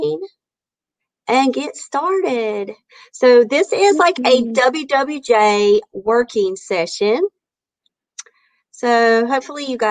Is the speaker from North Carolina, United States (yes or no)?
yes; Maxton, North Carolina, United States; now in Clayton, United States; I'm from Maxton and now live in Clayton